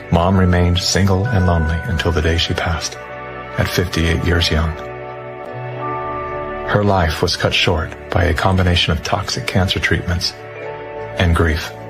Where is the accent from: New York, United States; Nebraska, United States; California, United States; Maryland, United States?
California, United States; I was raised in California by a single mom who did her best to care for four children on her own.